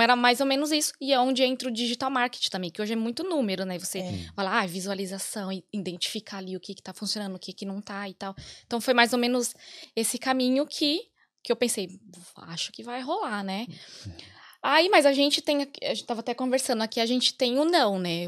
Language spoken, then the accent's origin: Portuguese; São Paulo, Brazil; moved away as an adult; now in Ireland; a gente é de São Paulo